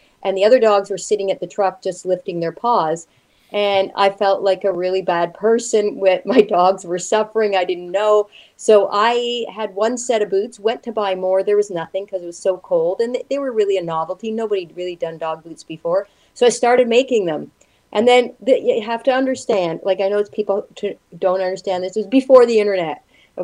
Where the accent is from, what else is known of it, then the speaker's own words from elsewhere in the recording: Montreal, Quebec, Canada; now in Toronto, Canada; I'm from Montreal